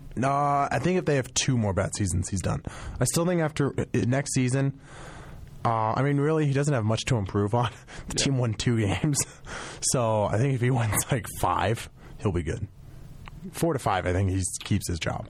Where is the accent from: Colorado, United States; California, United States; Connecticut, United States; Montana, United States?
Colorado, United States; Colorado Springs; growing up in Colorado Springs, the military presence